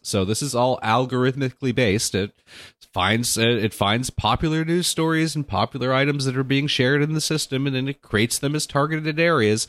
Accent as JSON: {"language": "English", "area": "Orange County", "region": "California", "country": "United States", "tie": "born or raised there", "also_born_or_lived": "Los Angeles, United States", "said": "I grew up in Orange County and then Southern California and Los Angeles in my life"}